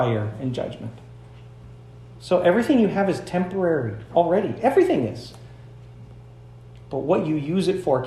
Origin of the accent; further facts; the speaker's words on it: United States; we all do as American Christians